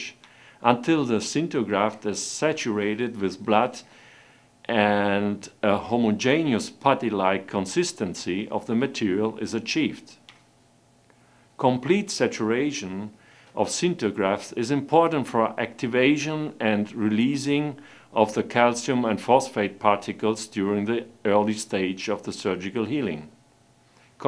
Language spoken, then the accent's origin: English; Italy; I'm a dentist from Italy. I practice in Rome